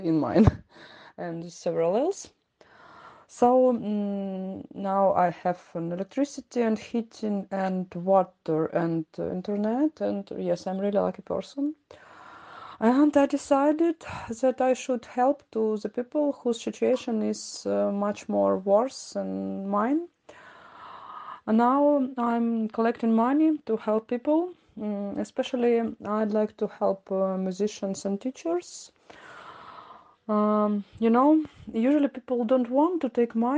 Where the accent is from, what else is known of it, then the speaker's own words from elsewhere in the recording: Kharkiv, Kharkiv Oblast, Ukraine; from Kharkiv